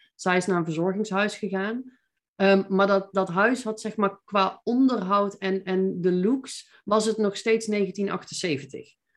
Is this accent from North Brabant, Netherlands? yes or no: yes; Veldhoven, North Brabant, Netherlands; accent: Brabantse; moved away as an adult; also born or lived in Eindhoven; now in Nijmegen, Netherlands; Ik ben eh, geboren en getogen in Veldhoven